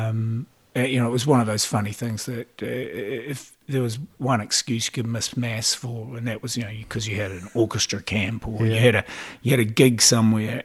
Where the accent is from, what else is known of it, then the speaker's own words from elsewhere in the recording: Auckland, New Zealand; I grew up in Mount Albert, okay, in Auckland